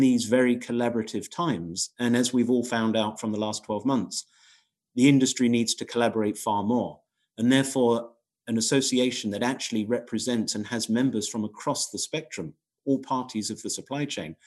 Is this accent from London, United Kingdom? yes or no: no; Crawley, South East England, United Kingdom; I was born in Crawley, which is right at the end, basically, of Gatwick Airport, edge of Gatwick Airport